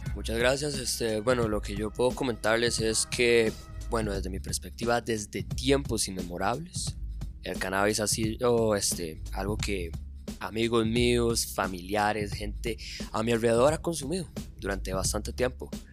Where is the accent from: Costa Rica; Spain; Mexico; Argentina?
Costa Rica; Tibás, San José; yo soy de Tibás